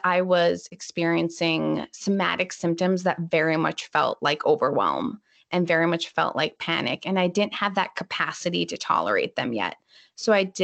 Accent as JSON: {"language": "English", "region": "Minnesota", "country": "United States", "tie": "born or raised there", "said": "I'm from Minnesota, so it's usually kind of cold"}